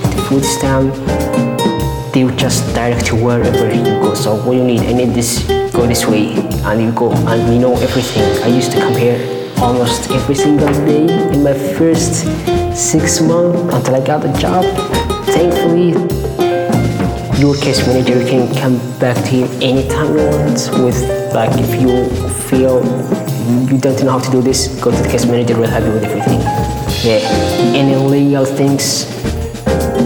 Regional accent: Somalia; now in Anchorage, United States; We're not from here. We're from Africa. So summer here is winter in Somalia.

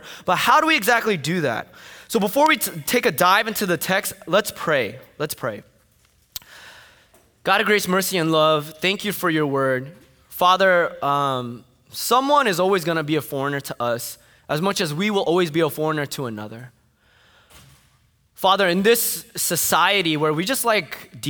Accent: Fort Lee, New Jersey, United States; I grew up in Fort Lee, New Jersey

